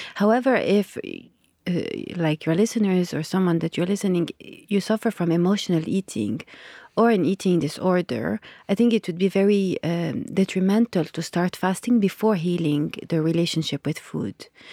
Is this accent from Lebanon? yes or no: yes; Lebanon; I grew up in Lebanon